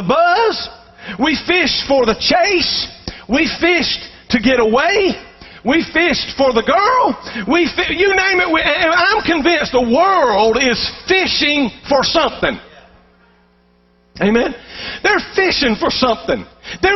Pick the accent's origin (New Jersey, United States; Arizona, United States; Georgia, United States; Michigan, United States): Georgia, United States; Columbus; I grew up in Columbus, Georgia, right on the bank there of the Chattahoochee River